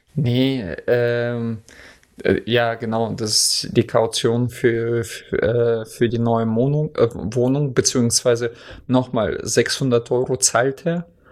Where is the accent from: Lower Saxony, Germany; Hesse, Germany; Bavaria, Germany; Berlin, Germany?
Lower Saxony, Germany; Oldenburg; bei uns in Oldenburg